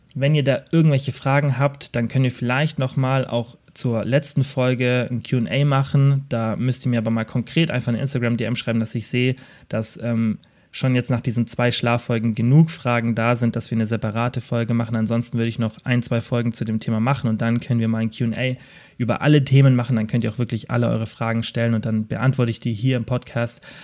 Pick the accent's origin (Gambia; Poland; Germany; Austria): Germany; Southern Germany; Bei uns im Süden